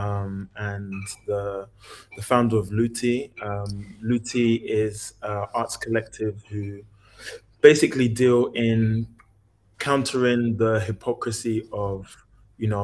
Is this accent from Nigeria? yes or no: yes; Nigeria; I'm Nigerian